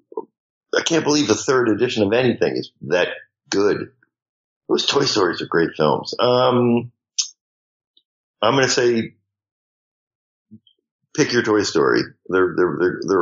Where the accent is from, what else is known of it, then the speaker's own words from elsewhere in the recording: Northeast, United States; I call it soda. I'm from the Northeast. We call it soda here.